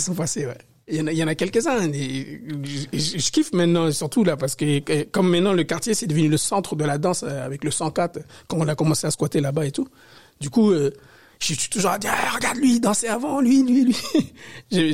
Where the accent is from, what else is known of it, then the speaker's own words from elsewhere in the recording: Paris, Île-de-France, France; also born or lived in Côte d'Ivoire; je suis né en Afrique, en Côte d'Ivoire, mais j'ai grandi à Paris, éduqué à Paris.